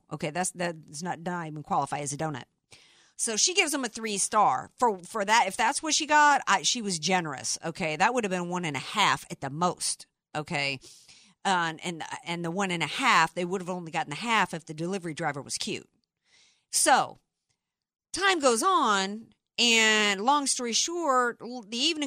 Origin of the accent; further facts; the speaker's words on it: the South, United States; I'm from the South